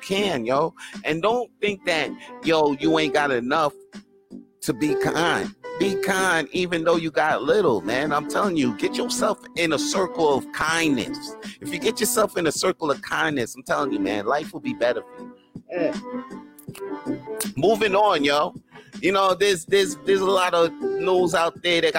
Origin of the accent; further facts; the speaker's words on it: Montreal, Quebec, Canada; I was born right here in Montreal. Je suis Montréalais. Je suis né ici.